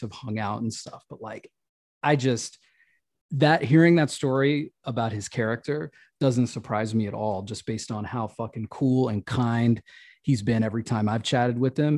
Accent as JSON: {"language": "English", "region": "the South", "country": "United States", "said": "the people that I'm connected to culturally as a Southerner"}